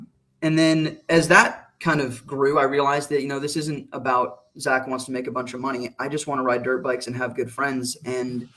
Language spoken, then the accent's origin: English; Arizona, United States; moved away as an adult; also born or lived in Pacific Northwest; I grew up in Arizona